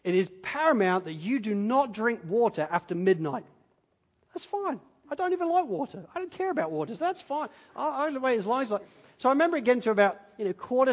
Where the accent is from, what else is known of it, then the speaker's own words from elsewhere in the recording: Spalding, East Midlands, United Kingdom; moved away; I grew up in Spalding in Lincolnshire